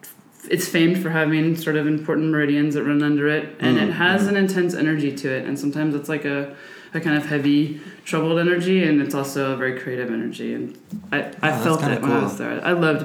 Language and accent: English; outside of Seattle, Washington, United States; I grew up in outside of Seattle, Washington. Suburban Washington.